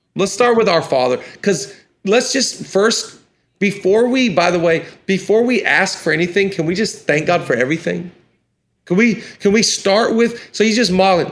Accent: Washington, United States; I'm from Washington.

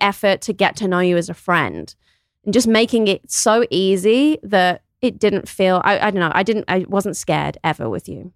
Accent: Kidderminster, West Midlands, United Kingdom; also born or lived in New York; now in Austin, United States; I'm from England. I'm from a small town called Kidderminster.

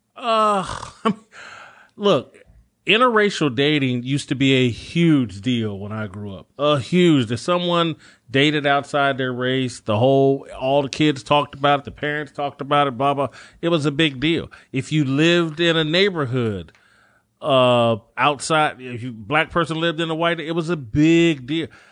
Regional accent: United States; born in this country

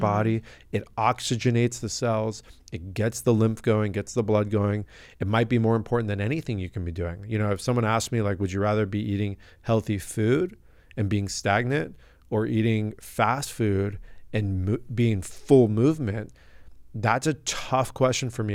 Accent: La Jolla, California, United States; I'm from La Jolla, California, born and raised.

